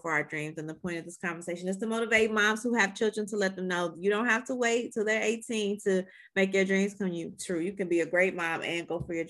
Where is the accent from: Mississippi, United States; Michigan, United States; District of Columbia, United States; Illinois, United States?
Illinois, United States; Evanston; I'm from Evanston, Illinois